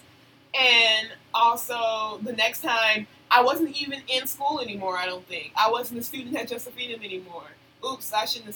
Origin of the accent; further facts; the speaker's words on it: Chicago, Illinois, United States; in the South Side, where I was from West Pullman